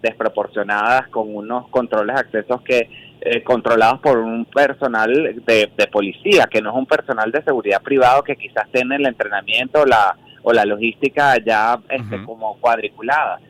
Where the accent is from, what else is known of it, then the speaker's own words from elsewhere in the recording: Venezuela; somos todos venezolanos